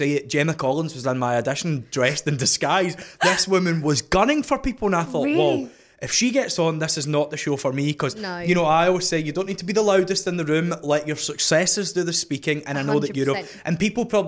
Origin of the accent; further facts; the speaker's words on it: Scotland, United Kingdom; I'm from Scotland